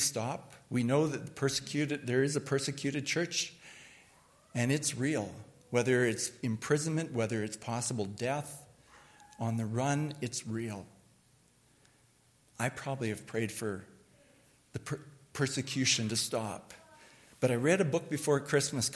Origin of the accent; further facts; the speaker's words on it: Canada; as a Canadian